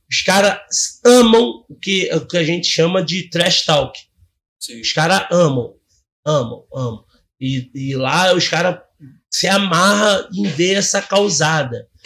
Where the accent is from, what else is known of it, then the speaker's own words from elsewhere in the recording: Rio de Janeiro, Brazil; pô, pelo contrário, chegou lá, eu falei, cara irmão, a gente é da Baixada, tem que se ajudar.